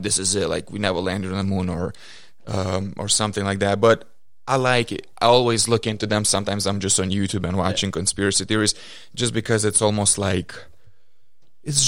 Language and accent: English; Lithuania; now in United States; People still look at me like Lithuanian, like even though if I say like sure I got the American citizenship